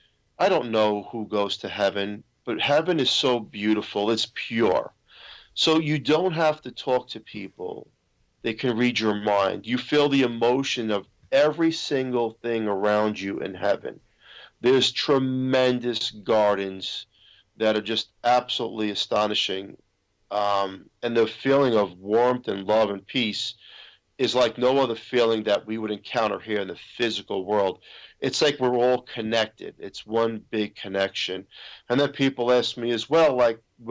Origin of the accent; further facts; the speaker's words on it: New York City, New York, United States; I'm from Staten Island, New York